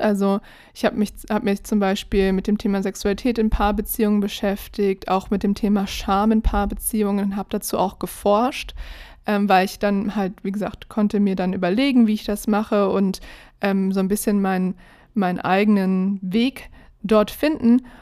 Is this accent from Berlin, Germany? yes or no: yes; Berlin, Germany; ich bin ja in Berlin groß geworden